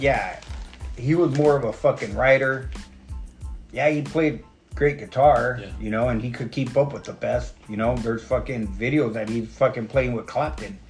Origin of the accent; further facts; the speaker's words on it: West Coast, United States; I'm from the West Coast